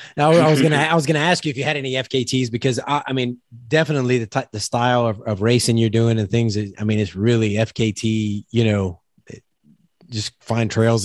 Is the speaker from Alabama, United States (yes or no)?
no; South Louisiana, United States; I'm from South Louisiana.